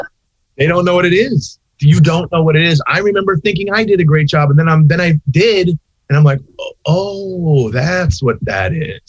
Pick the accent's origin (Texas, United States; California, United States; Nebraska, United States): California, United States; Long Beach; also born or lived in Santa Monica, California / Hollywood, California; I was raised in Long Beach for the rest of my life down here